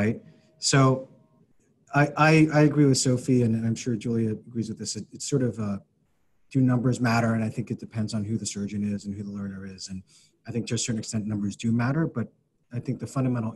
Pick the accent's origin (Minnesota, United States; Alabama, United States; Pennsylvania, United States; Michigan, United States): Pennsylvania, United States; Philadelphia; moved away; being a Philadelphian